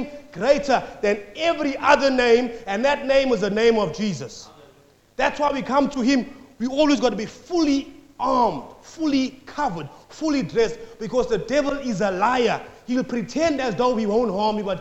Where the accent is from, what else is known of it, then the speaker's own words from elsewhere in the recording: South Africa; now in Australia; I'm from South Africa